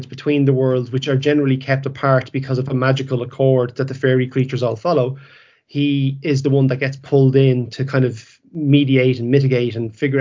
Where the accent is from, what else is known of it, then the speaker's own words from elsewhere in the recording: Ireland; I'm from Ireland myself. I was born and bred here.